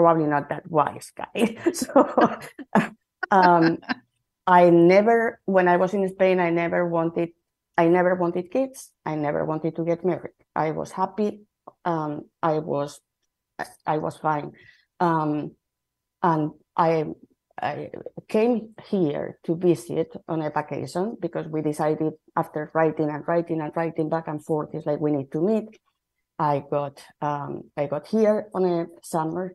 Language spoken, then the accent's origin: English; Madrid, Community of Madrid, Spain; English is a second language; moved away as an adult; now in Seattle, United States; I am from Spain, and I moved to from Madrid to Seattle about 25 years ago